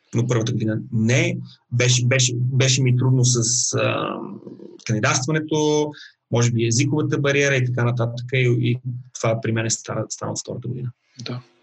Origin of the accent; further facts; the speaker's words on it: Bulgaria; moved away as an adult; now in Melbourne, Australia; Аз бях още студент в България, бях на 21